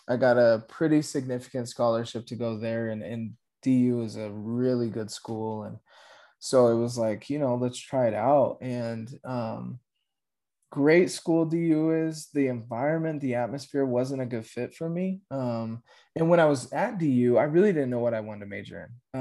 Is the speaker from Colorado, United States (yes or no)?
yes; Aurora, Colorado, United States; born and raised in Aurora, Colorado.